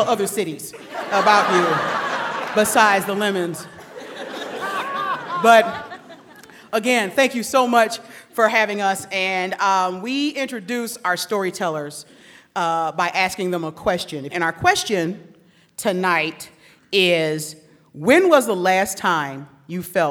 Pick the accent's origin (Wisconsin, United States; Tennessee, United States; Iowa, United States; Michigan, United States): Michigan, United States; Detroit; I am from Detroit, Michigan